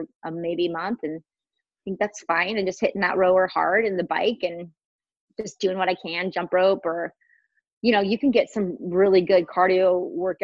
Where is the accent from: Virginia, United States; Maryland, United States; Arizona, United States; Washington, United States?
Washington, United States; now in California, United States; I grew up in Washington State